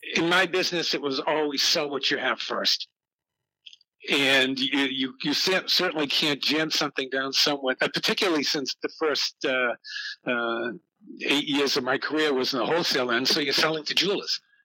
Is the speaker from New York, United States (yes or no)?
no; Boston, Massachusetts, United States; I was brought up in Boston, Mass, in a uh, in the south end of Boston